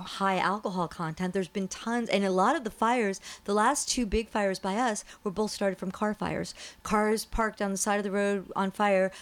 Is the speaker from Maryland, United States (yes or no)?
no; New Jersey, United States; also born or lived in New York; now in California, United States; I'm from New Jersey. I was born in New York